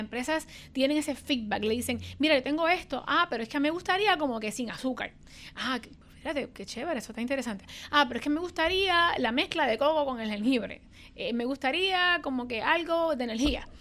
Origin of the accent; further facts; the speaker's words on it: Puerto Rico; los puertorriqueños somos así